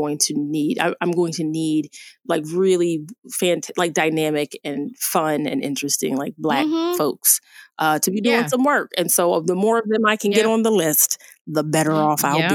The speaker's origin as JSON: {"language": "English", "region": "New Jersey", "country": "United States", "tie": "born or raised there", "also_born_or_lived": "Phoenix, Arizona", "moved": "as an adult", "lives_now": "Boston, United States", "said": "I grew up in South Jersey, like outside of Philadelphia."}